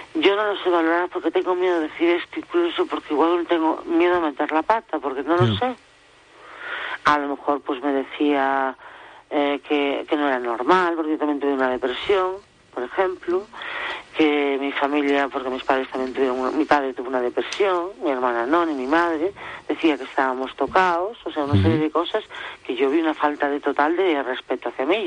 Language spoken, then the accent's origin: Spanish; Galicia, Spain; moved away as an adult; de donde soy yo, de Galicia